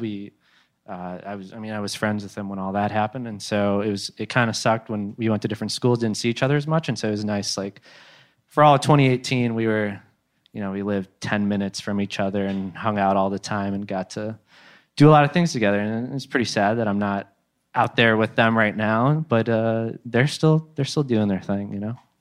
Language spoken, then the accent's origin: English; Midwest, United States; moved away; Midwest, dude. We're from the Midwest